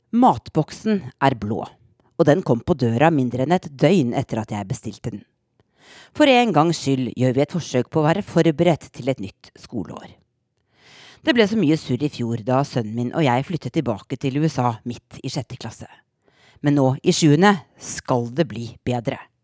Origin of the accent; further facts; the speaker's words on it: Norway; moved away as an adult; now in Washington, D.C., United States; i tredje klasse hjemme i Norge